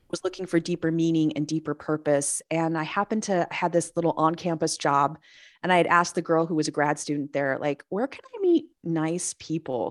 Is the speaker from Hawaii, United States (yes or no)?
no; Los Angeles, California, United States; also born or lived in Missouri / North San Diego County, California; now in San Diego, United States; I lived, I grew up in San, in, um, Los Angeles